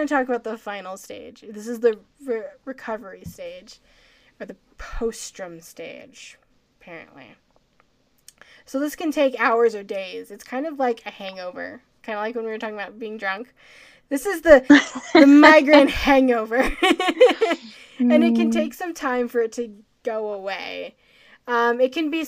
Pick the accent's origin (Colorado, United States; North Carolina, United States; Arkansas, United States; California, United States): Colorado, United States; I'm from Colorado where we have a lot of, you know, the air's thinner here